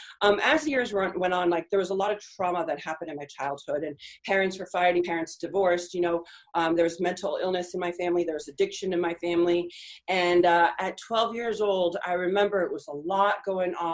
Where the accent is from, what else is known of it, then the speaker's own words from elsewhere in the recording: California, United States; first language Spanish; English is a second language; also born or lived in Argentina; I'm from California. I was born in California. My family's from Argentina, and I grew up in Argentina